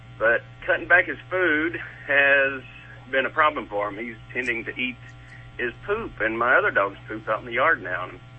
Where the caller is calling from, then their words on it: Georgia, United States; I'm in Georgia.